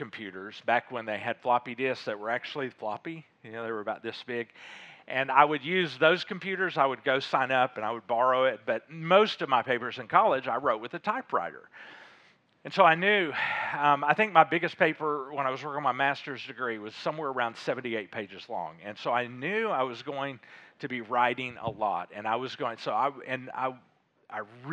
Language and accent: English; Little Rock, Arkansas, United States; also born or lived in Fayetteville, Arkansas; I grew up in Little Rock, grew up in Fayetteville